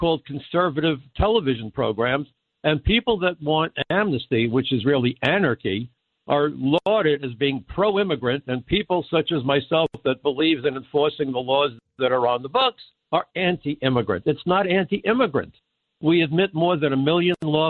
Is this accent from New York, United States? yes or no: yes; New York City, New York, United States; I remember growing up in Brooklyn, and I'm on the wrong side of 70, but all of us, my friends, we all worked in restaurants. I'm a Jewish kid from Brooklyn.